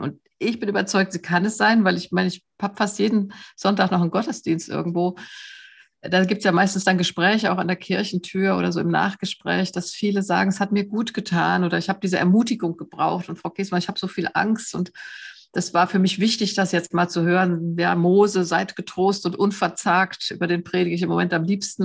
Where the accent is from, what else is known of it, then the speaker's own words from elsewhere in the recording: Germany; mich als Deutsche